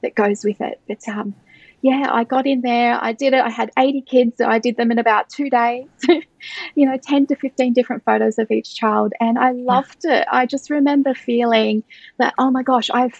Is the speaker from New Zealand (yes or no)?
no; Brisbane, Queensland, Australia; here in Australia, so I'm from Australia, from Brisbane in Queensland